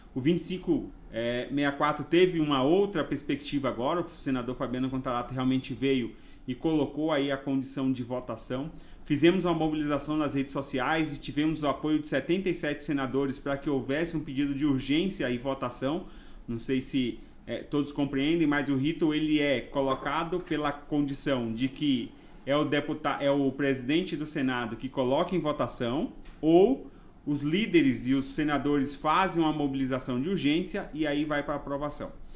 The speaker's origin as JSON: {"language": "Portuguese", "town": "Ilhéus", "region": "Bahia", "country": "Brazil", "tie": "born or raised there", "also_born_or_lived": "Osasco, São Paulo", "accent": "baiano", "moved": "as an adult", "lives_now": "São Paulo, Brazil", "said": "Tenho um sotaque baiano, mas eu sou paulista, nasci em Osasco e fui morar na Bahia com 6 anos de idade, onde eu morei por 18 anos"}